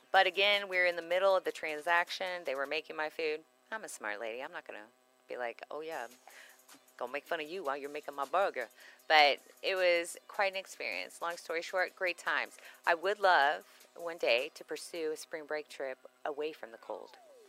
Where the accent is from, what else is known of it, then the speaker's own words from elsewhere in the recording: Texas, United States; because we're from Texas